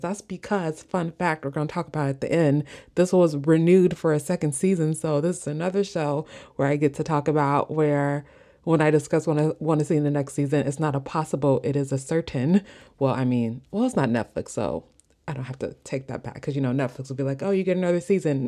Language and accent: English; Midwest, United States; accent: Midwestern; my Midwestern accent